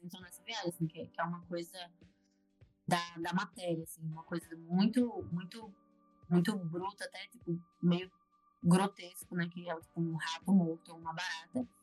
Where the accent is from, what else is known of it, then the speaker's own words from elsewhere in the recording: Aracaju, Sergipe, Brazil; now in Rio de Janeiro, Brazil; sou de Aracaju